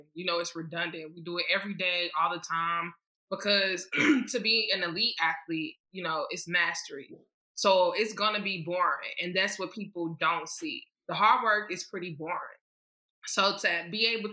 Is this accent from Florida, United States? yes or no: no; St. Louis, Missouri, United States; I'm from St. Louis, Missouri. I was born in East St. Louis. For everybody who knows, you know, it's not the best place to be born and raised, but I was born there, and then I was raised in St. Louis, Missouri